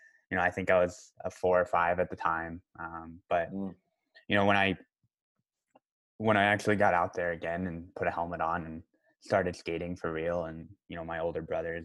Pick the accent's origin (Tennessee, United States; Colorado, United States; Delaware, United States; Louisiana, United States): Colorado, United States; Colorado Springs; One of the rinks I grew up playing in Colorado Springs